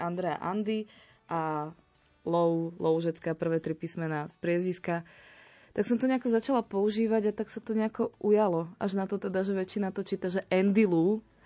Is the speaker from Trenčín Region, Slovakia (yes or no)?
yes; Púchov, Trenčín Region, Slovakia; moved away as an adult; now in Banská Bystrica, Slovakia; Pochádzam z Púchova, ale študovala som teda a žijem a pracujem tu v Banskej Bystrici.